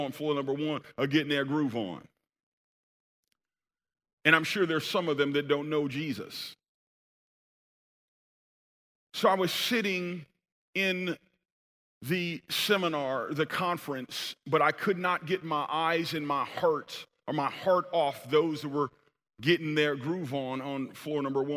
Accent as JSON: {"language": "English", "town": "Sacramento", "region": "California", "country": "United States", "also_born_or_lived": "Bay Area", "moved": "yes", "said": "in Sacramento, where I'm actually from"}